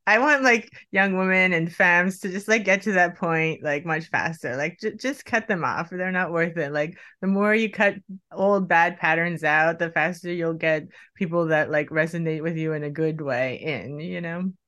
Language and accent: English; Miami, Florida, United States; I grew up in Miami